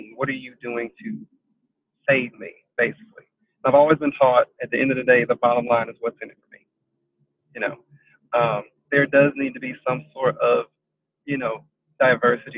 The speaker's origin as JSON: {"language": "English", "region": "South Carolina", "country": "United States", "said": "I am from South Carolina"}